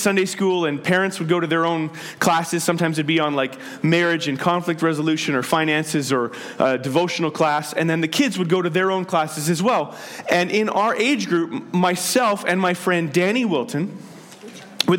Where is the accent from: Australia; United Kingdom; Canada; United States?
Canada; Penticton, British Columbia; In the church I grew up in Penticton